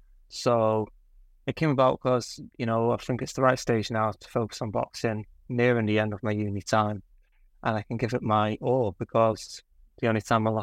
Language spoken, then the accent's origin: English; Connacht, Ireland; accent: Mancunian; Obviously you can't tell I grew up in Ireland with my accent, sorry, Mancunian, but I grew up there because my family are from there, my mum's side